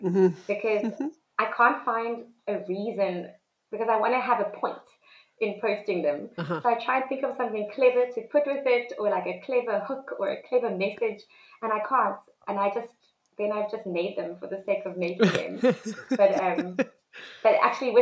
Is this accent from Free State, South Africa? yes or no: no; Cape Town, Western Cape, South Africa; also born or lived in South Korea; I grew up in Cape Town